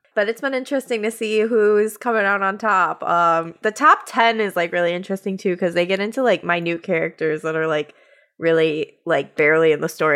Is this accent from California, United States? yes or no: no; Michigan, United States; I'm from Michigan